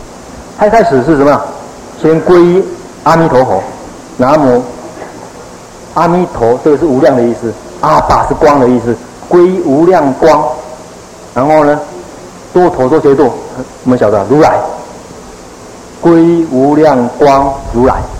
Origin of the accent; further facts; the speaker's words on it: China; 所以我们中国人练文的时候，练这个咒的时候，大概只能够得到其文而已